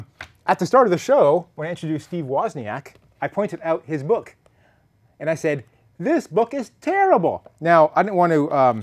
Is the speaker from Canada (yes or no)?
yes; Trail, British Columbia, Canada; moved away; I went to visit my hometown of Trail.